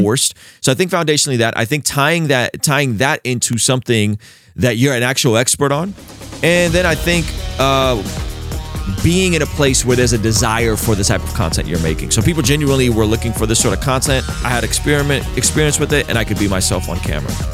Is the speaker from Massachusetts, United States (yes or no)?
no; San Diego, California, United States; also born or lived in Baku, Azerbaijan / Vista, California; growing up in San Diego, this is the nineties